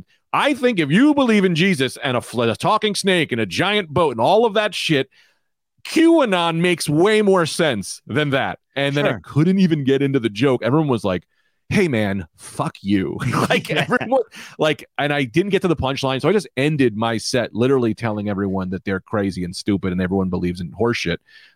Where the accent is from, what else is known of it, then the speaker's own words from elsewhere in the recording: Queens, New York, United States; Hey, I'm from Queens.